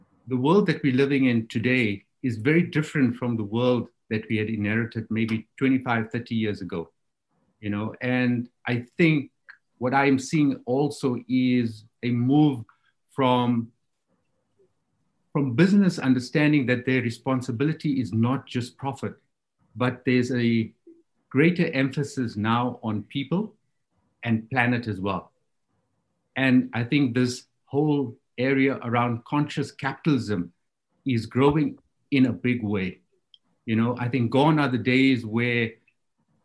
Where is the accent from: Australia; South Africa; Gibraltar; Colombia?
South Africa; moved away as an adult; also born or lived in China; moved to China as a South African diplomat